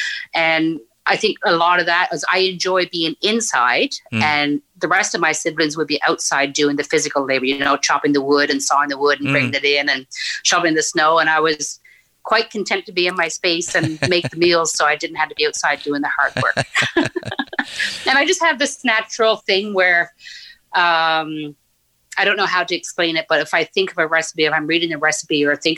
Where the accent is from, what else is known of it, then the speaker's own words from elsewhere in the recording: Newfoundland and Labrador, Canada; moved away as an adult; also born or lived in Nain, Labrador; now in Ottawa, Canada; our family moved down to Northern Newfoundland, where I was until I graduated high school